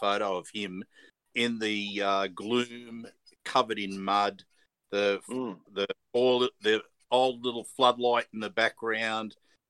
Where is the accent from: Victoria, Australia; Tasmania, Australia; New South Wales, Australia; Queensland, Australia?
New South Wales, Australia; Parramatta; I was born in Parramatta Hospital